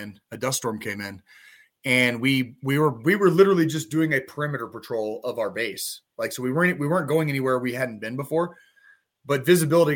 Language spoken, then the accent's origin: English; Arizona, United States; growing up in Arizona